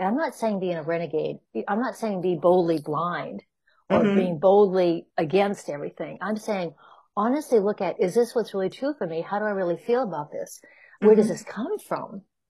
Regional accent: Chicago, Illinois, United States; And then I came from Chicago, and that again, it's more of a defined energy.

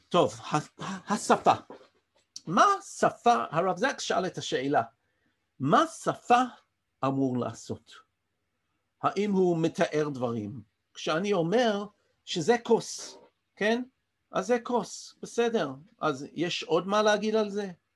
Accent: London, United Kingdom; accent: English; first language English; Hebrew is a second language; moved away as an adult; now in Israel; נולדתי באנגליה וגדלתי שם

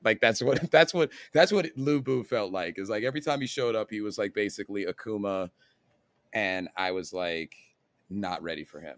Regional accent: United States; I'm an American

